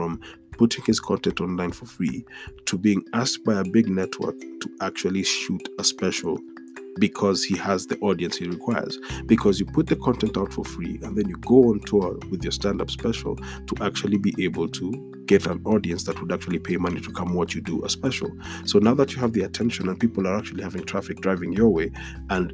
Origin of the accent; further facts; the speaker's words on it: Nairobi, Kenya; this episode is a few blocks away from the road I grew up on. And I've said it on this podcast before. Growing up on Gong Road